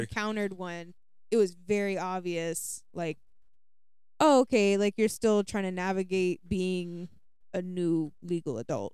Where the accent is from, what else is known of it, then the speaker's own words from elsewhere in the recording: United States; being an American